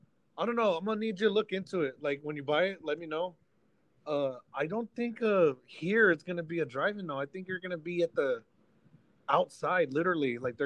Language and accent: English; Texas, United States; us Texans, like, ah, we've done it before.